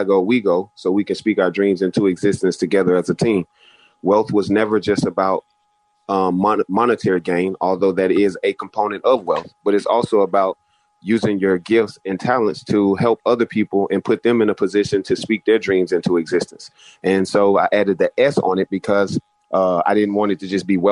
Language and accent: English; Alexander City, Alabama, United States; I grew up in Alexander City, Alabama